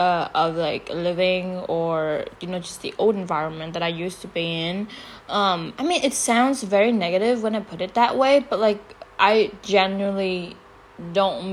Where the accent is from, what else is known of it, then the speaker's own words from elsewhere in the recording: Vietnam; moved away as an adult; also born or lived in United States; I grew up here, I was born and raised here